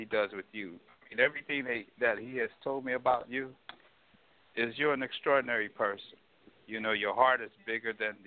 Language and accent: English; St. Louis, Missouri, United States; I grew up in St. Louis, Missouri.